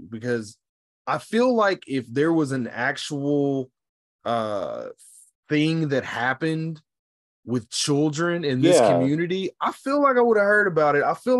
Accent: United States; I, as an American, like divorcing the fact that I'm a Black American

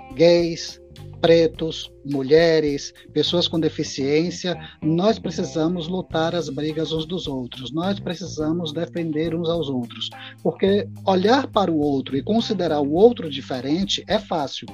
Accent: Itabuna, Bahia, Brazil; now in Feira de Santana, Brazil; eu sou natural de Itabuna, mas residente em Feira de Santana já há uns 14 anos

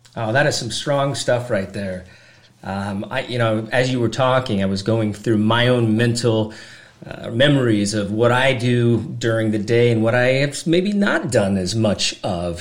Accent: Washington, United States; growing up in Washington

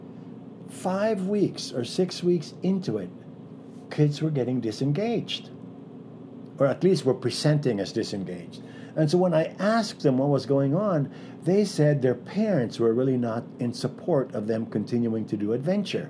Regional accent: Philippines; moved away; I grew up in the Philippines. I'm a person of color.

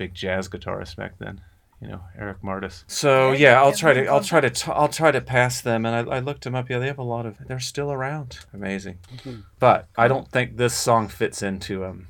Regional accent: Kansas, United States; I'm from Kansas

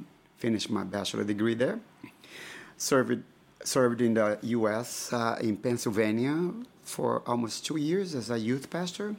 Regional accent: Brazil; moved away as an adult; also born or lived in Memphis, United States; now in Lithuania; I was born and raised in Brazil

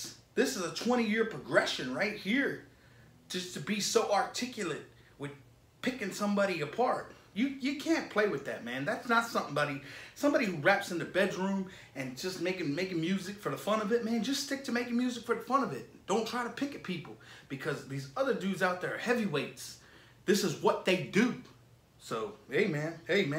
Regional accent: Florida, United States; I'm from Florida, bro. I am from Florida.

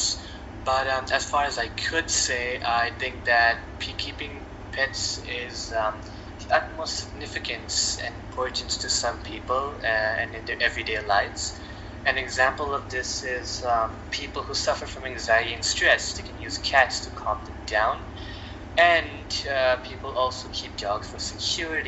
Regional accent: Canada; as a Canadian

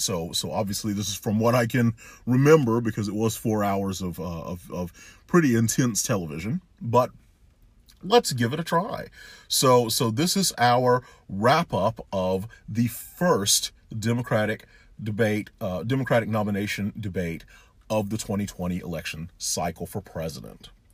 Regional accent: Houston, Texas, United States; I'm saying this as a person from Houston

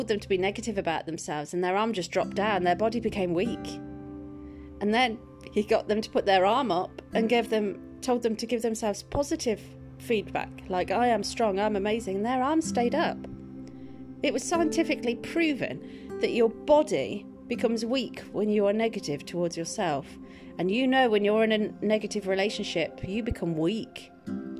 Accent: Welsh, Wales, United Kingdom; I'm Welsh

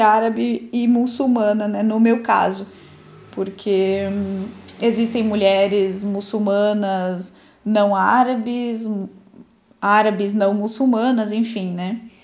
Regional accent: Brazil; Nasci no Brasil, mas dentro de uma família muçulmana

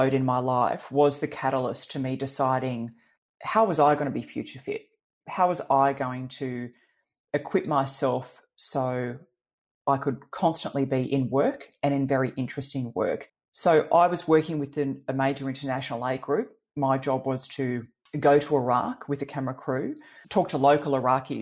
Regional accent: Gold Coast, Queensland, Australia; We grew up on the Gold Coast, you know, with a dad who loved to fly

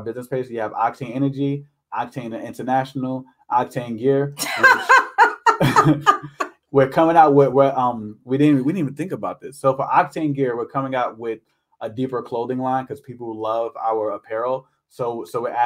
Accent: New York, United States; now in Maryland, United States; I'm from New York, right? I live up in New York

